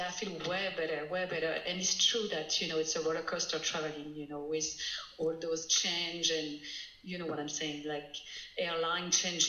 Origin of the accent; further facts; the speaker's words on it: France; now in United States; I'm French. I'm from France, but I'm in the United States